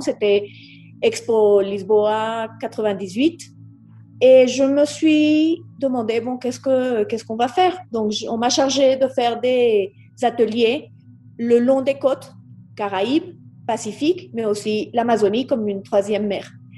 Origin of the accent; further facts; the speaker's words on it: Colombia; mes frères et moi sommes nés ici en Colombie